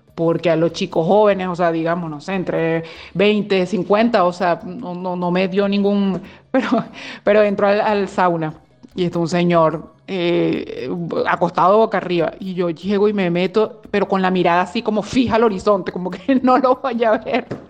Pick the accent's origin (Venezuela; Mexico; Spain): Venezuela; moved away as an adult; now in Belgium; somos dos chicas venezolanas que vivimos en Bélgica desde hace ya bastantes años